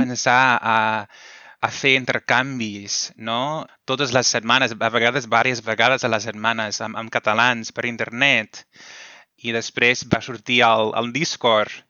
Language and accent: Catalan; United States; Catalan is a second language; sóc dels Estats Units